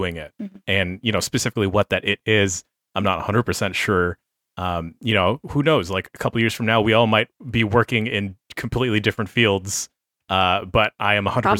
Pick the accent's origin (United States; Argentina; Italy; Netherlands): United States; San Francisco, California; I grew up here in San Francisco